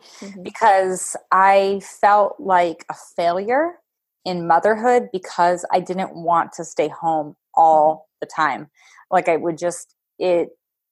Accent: Pennsylvania, United States; moved away as an adult; now in Wisconsin, United States; I'm not even from Wisconsin. We live here now. I'm from Pennsylvania

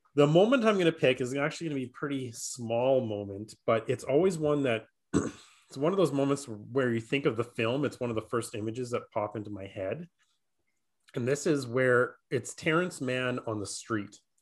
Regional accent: Saskatchewan, Canada; I'm still a C F L fan 'cause I'm from Saskatchewan, right? So the Rough Riders are pretty big here

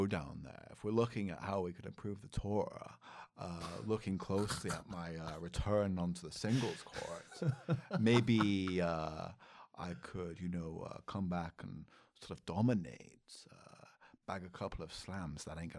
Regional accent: Scotland, United Kingdom; I'm a Scottish warrior.

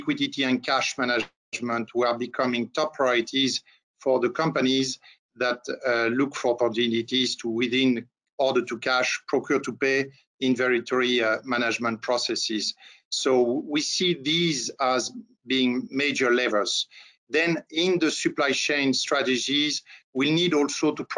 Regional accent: France; accent: French; English is a second language; moved away as an adult; now in Atlanta, United States; As you can notice by my little accent, I'm a French national residing in the US for quite some time.

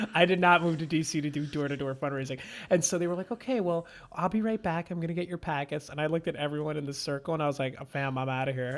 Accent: Manahawkin, New Jersey, United States; moved away as an adult; also born or lived in Washington, D.C.; I'm from Jersey

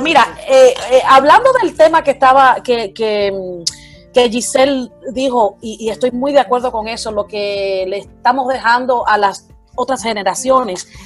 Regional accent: Cuba; now in United States; yo soy cubana americana

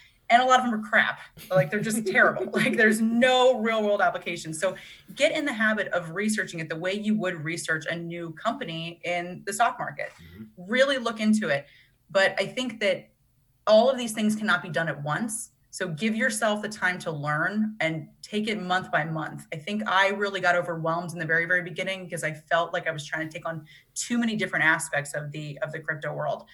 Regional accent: Pennsylvania, United States; very kind of middle America, growing up in Pennsylvania

